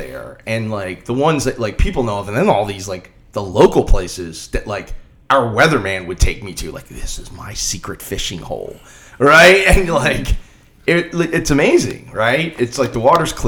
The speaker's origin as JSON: {"language": "English", "town": "Wilmington", "region": "Delaware", "country": "United States", "tie": "born or raised there", "also_born_or_lived": "Pocatello, Idaho", "moved": "as an adult", "lives_now": "Virginia, United States", "said": "in and around Wilmington, Delaware, my hometown"}